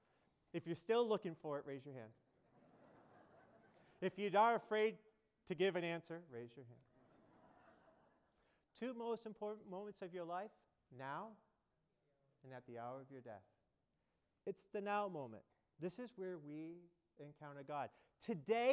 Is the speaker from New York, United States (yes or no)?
no; Boston, Massachusetts, United States; I live in Boston, I'm from Boston, our seminary is in Boston